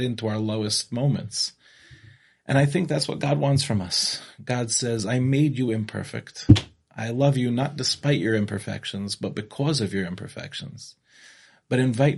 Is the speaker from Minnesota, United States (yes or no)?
no; Five Towns, New York, United States; moved away as an adult; now in Israel; I grew up in the Five Towns